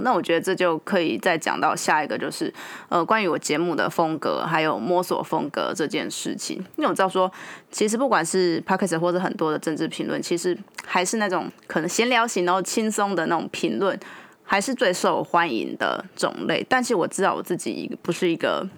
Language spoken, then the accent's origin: Chinese; Taiwan; 我们台湾人其实，嗯，也是经历了一个，就日本的殖民